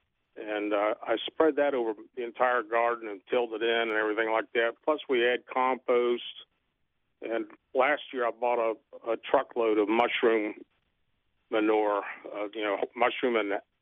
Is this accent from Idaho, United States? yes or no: no; Miami, Florida, United States; now in Newberry, United States; I grew up with them in Miami, and we always had avocados